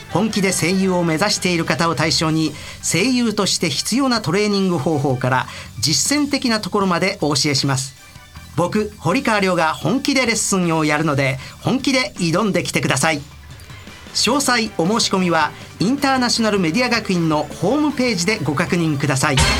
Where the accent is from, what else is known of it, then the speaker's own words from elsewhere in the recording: Osaka, Japan; accent: Osaka dialect; 僕の大阪弁